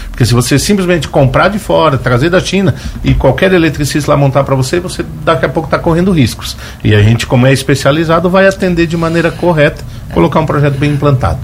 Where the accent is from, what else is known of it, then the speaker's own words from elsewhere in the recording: Braço do Norte, Santa Catarina, Brazil; moved away as an adult; now in Lauro Müller, Brazil; moro aqui no Barro Branco, moro no município de Lauro Miller, sou natural de Braço Norte